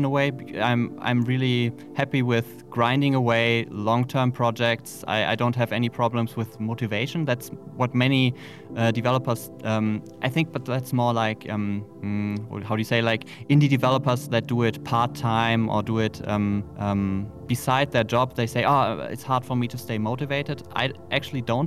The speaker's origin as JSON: {"language": "English", "country": "Germany", "said": "we're both from Germany"}